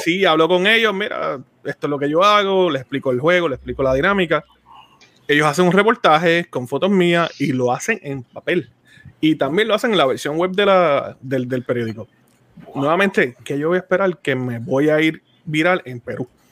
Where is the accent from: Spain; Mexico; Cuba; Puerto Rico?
Puerto Rico; now in Florida, United States; yo ahora mismo vivo en el estado de Florida, soy de Puerto Rico.